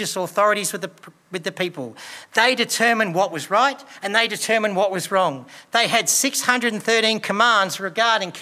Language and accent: English; Australia; We live in Australia.